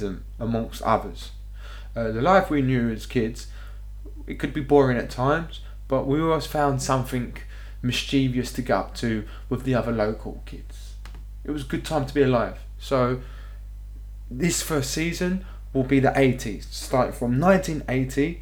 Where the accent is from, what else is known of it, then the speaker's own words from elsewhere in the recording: London, United Kingdom; I was born in North London, England